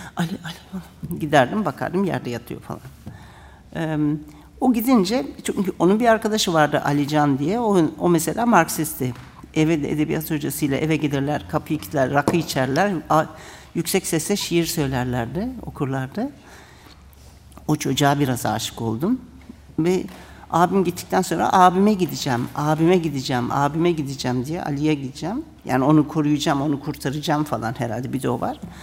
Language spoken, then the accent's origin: Turkish; Ankara, Turkey; born or raised there; first language Turkish; moved away as an adult; also born or lived in Germany